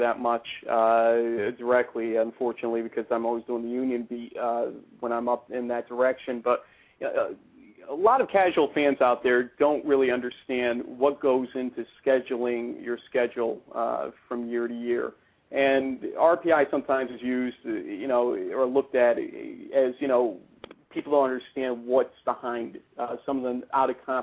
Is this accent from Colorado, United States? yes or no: no; Ballston Spa, New York, United States; growing up in Balsas Spa